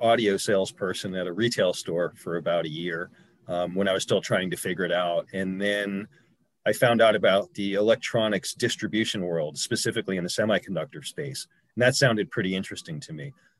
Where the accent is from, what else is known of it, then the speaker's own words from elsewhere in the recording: New York City, New York, United States; moved away as an adult; also born or lived in Bronx, New York / Buffalo, New York; From the Bronx, actually. Okay. I grew up in Manhattan